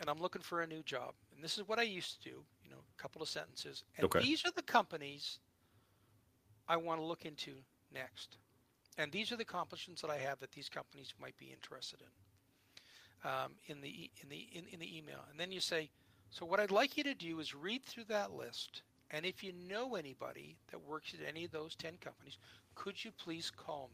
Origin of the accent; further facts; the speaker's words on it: United States; moved away; growing up in the States